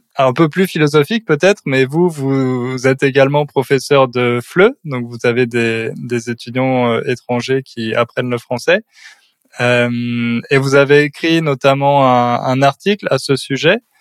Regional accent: France

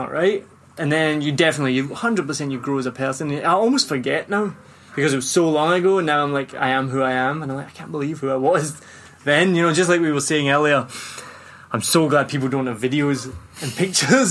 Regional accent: Glasgow, Scotland, United Kingdom; moved away; I'm from Glasgow

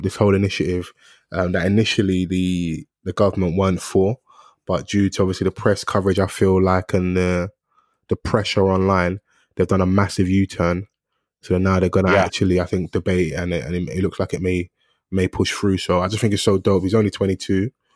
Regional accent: London, United Kingdom; I'm from South

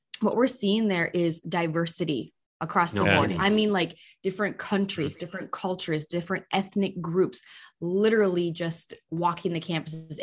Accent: North Dakota, United States; moved away; also born or lived in Minnesota; I'm from North Dakota

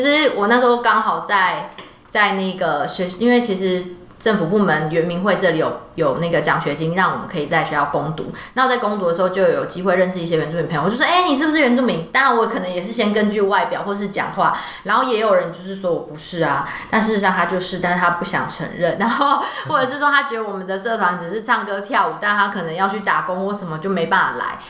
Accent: Taiwan; 我们每一年台湾这边也都会派人去参加

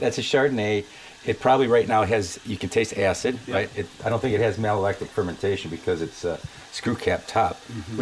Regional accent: Detroit, Michigan, United States; I'm from Detroit

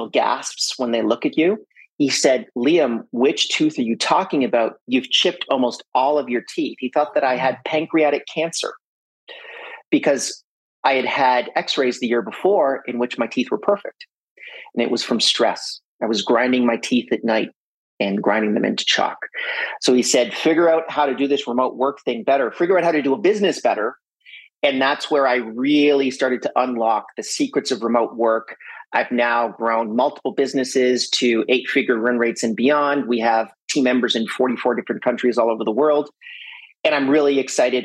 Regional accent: French Canada, Canada; I'm from French Canada. So I'm fluent in both French and English.

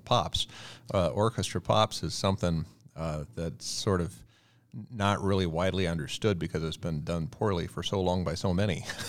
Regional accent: Virginia, United States; I grew up in a very, uh, rural area, uh, colonial area of Virginia

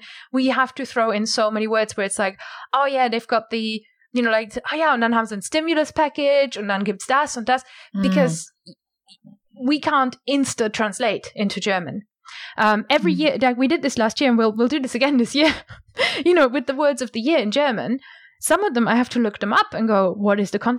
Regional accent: United Kingdom; I don't stand out as a British speaker is because all of my word melodies, my sentence cadence and all that kind of stuff is Englishified, anglified.

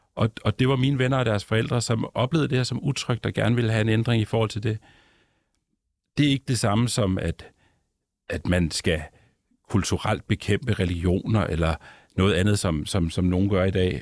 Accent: Ballerup, Capital Region of Denmark, Denmark; moved away as an adult; also born or lived in Copenhagen; now in Svendborg, Denmark; jeg er sådan en, en forstadsdreng fra Vandløs og Ballerup, der mm. så har boet rigtig mange år på Nørrebro og i Nordvest senere.

